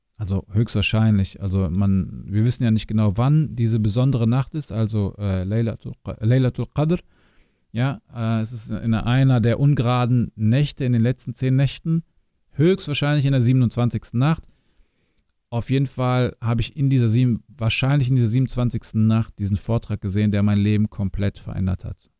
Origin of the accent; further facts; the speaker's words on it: near Hanover, Lower Saxony, Germany; now in Düsseldorf, Germany; geboren und aufgewachsen in Niedersachsen in der Nähe von Hannover, in einem kleinen Ort, 20.000 Einwohner ungefähr, und habe meine Wurzeln in Bosnien